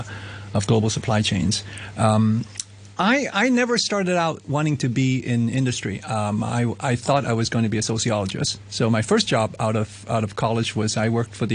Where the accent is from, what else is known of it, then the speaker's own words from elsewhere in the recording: Hong Kong; moved away; I'm from Hong Kong, so I sort of came back here.